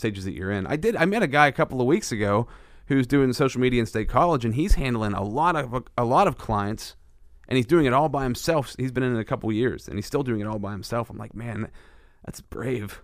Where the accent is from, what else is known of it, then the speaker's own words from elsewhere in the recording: central Pennsylvania, United States; I like to feature local business in central Pennsylvania. That's where I'm from